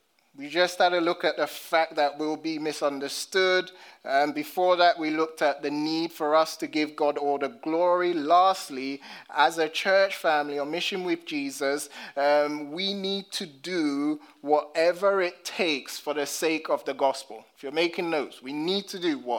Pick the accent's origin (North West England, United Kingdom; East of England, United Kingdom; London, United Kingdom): London, United Kingdom; as a black British man, growing up in London